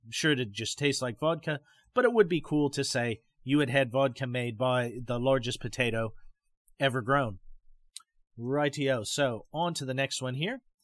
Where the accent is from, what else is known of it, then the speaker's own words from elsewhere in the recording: Pacific Northwest, United States; when I was growing up in the Pacific Northwest